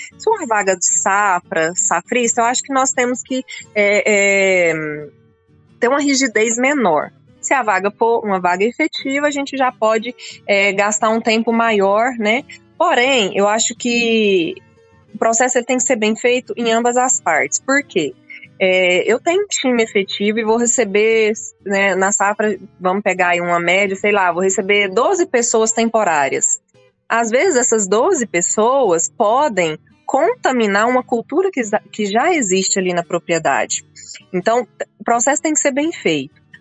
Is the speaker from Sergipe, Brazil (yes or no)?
no; Rio Verde, Goiás, Brazil; Eu, eu nasci em Rio Verde, logo criança fui é. morar na fazenda fui criada na roça até vir para a escola